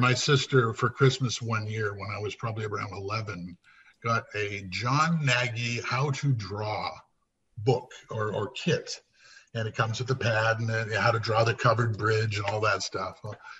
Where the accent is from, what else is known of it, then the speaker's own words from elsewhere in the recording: Windsor, Ontario, Canada; also born or lived in Winnipeg; And I'm from Windsor, Ontario, originally.